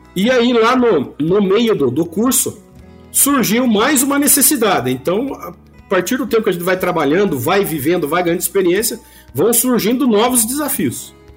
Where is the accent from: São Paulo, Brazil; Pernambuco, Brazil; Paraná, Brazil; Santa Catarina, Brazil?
Paraná, Brazil; Ponta Grossa; sou é, pontagrossense, sou natural de Ponta Grossa, no Paraná.